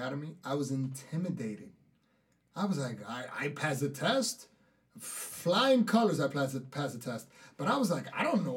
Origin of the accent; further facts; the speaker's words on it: Dominican Republic; accent: thick Dominican; my thick Dominican accent